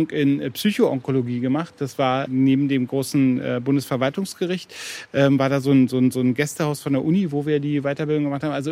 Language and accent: German; Berlin, Germany; also born or lived in Leipzig; geboren in Leipzig und aufgewachsen in Berlin